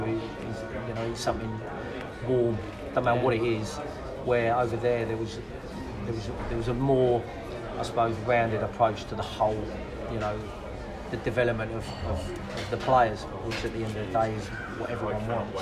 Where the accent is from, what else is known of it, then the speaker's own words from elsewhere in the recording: England, United Kingdom; also born or lived in Spain; me coming in as an English person